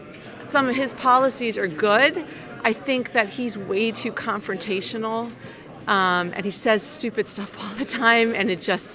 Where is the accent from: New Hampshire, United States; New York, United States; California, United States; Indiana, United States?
New Hampshire, United States; Exeter; I'm from Exeter, New Hampshire. This is your hometown? Yes, it is.